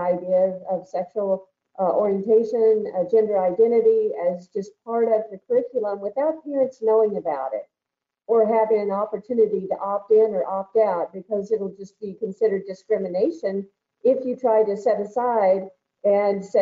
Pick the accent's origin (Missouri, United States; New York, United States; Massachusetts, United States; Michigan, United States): Missouri, United States; Archie; I also enjoyed participating in high school sports in my hometown of Archie, Missouri when I was growing up